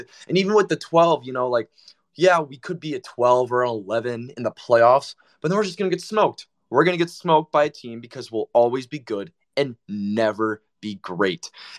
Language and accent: English; Michigan, United States; I'm from Michigan, so I had all my friends from home just texting me and calling me and making fun of me.